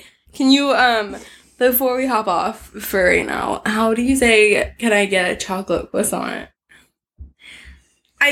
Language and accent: English; United States